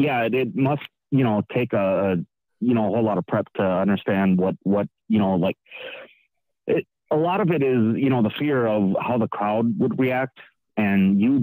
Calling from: Wisconsin, United States

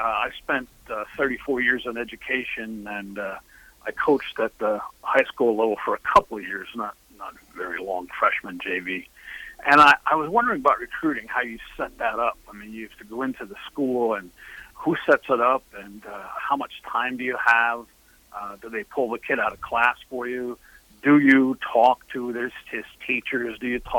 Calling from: Florida, United States

